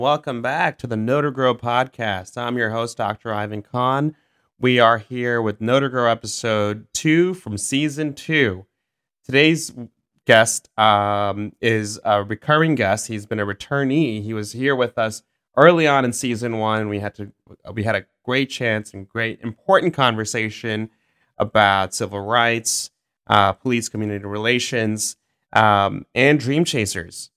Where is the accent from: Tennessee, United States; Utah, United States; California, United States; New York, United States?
New York, United States; New York City; I grew up in South Ozone Park